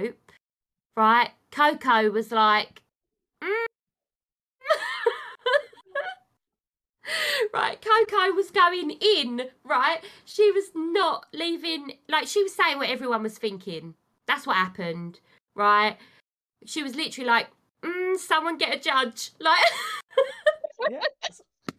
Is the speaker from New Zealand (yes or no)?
no; United Kingdom; I'm British.